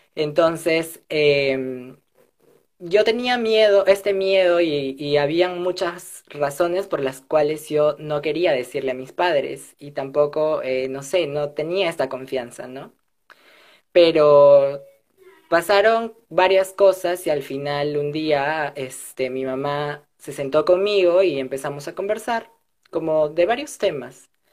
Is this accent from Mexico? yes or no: no; Peru; now in Lima, Peru; soy del interior del país, no soy de Lima